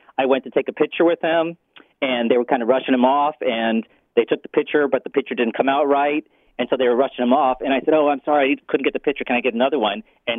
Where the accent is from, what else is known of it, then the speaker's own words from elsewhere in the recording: Boston, Massachusetts, United States; now in California, United States; I'm actually from Boston, and I've been out here in California.